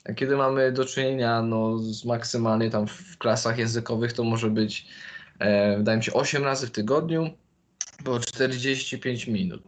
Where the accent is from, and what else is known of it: Poland; also born or lived in London